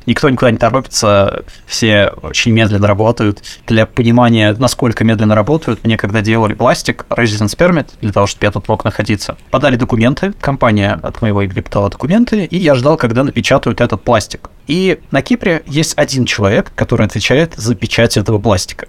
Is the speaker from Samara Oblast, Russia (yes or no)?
yes; Samara, Samara Oblast, Russia; moved away as an adult; now in Cyprus; я сам из Самары